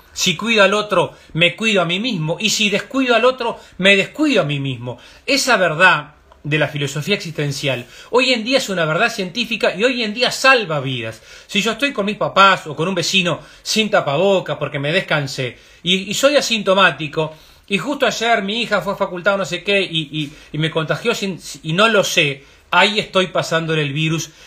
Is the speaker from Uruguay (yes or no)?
yes; Uruguay; como uruguayos